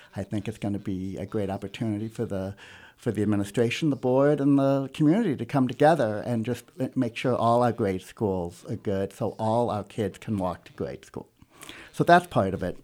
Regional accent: South County, Missouri, United States; also born or lived in Los Angeles, United States / Kansas City, United States / Webster Groves, United States; I was born in South County and l, went to Lindbergh, graduated

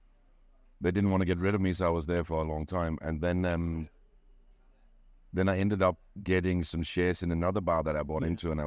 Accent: Denmark; moved away as an adult; now in Thailand; I'm from Denmark.

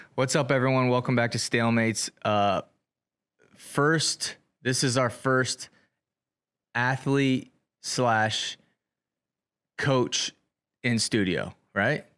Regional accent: Centerville, Iowa, United States; born or raised there; also born or lived in Ottumwa, Iowa

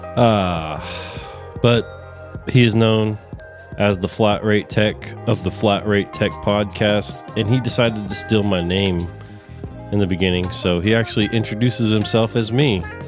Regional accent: California, United States; now in Texas, United States; I'm a Californian

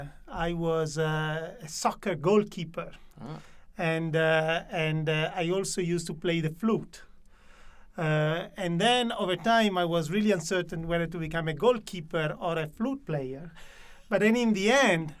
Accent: Italy; also born or lived in United States; I was born in Italy, but I actually studied in the U.S.

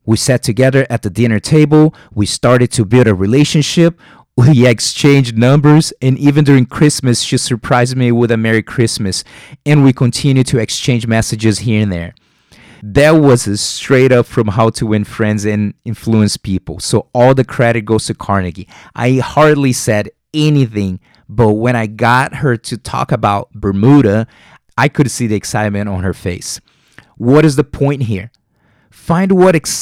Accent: Rio de Janeiro, Brazil; English is a second language; moved away; I'm from Rio de Janeiro, Brazil

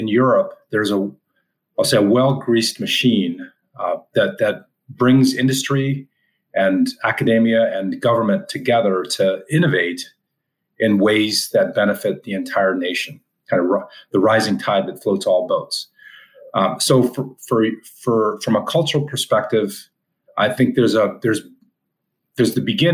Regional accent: Canada; moved away as an adult; now in United States; an American that grew up in Canada, moved to the U.S. 15 years ago

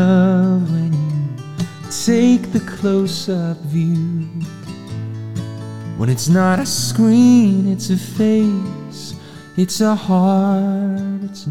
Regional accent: Portsmouth, New Hampshire, United States; now in Nashville, United States; I grew up in New Hampshire, Portsmouth, New Hampshire.

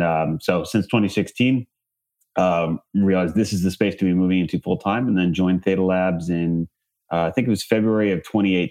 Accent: Bay Area, California, United States; I grew up in the Bay Area

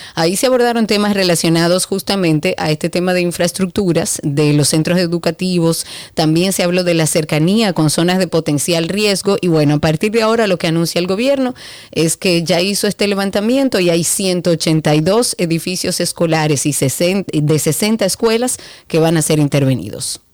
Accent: Dominican Republic; nosotros como dominicanos

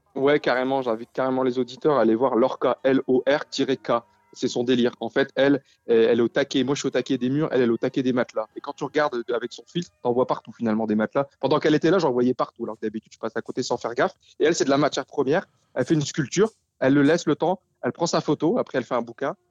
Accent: Denain, Hauts-de-France, France; also born or lived in Lille metropolitan area; now in Lille, France; on vient de Denain

